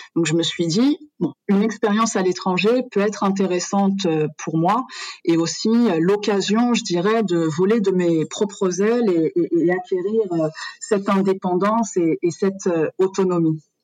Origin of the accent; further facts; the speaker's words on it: France; moved away as an adult; now in Morocco; Je suis née en France de parents marocains qui ont immigré en, en France. Donc j'ai grandi, j'ai fait toutes mes études euh, en France